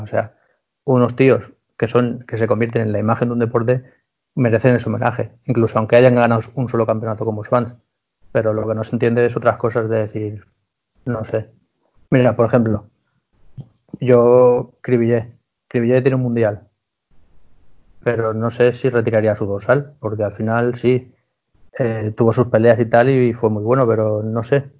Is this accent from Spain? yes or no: yes; Spain; siendo español